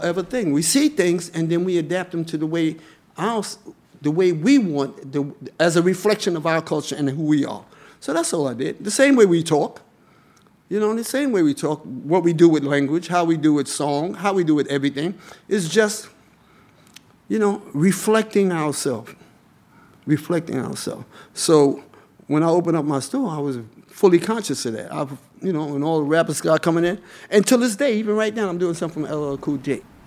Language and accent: English; New York City, New York, United States; I grew up in Harlem.